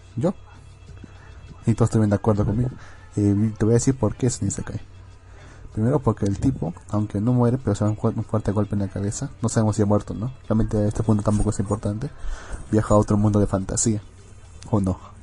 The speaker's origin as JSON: {"language": "Spanish", "region": "Arequipa", "country": "Peru", "said": "Yo vengo de la bendita ciudad de Arequipa"}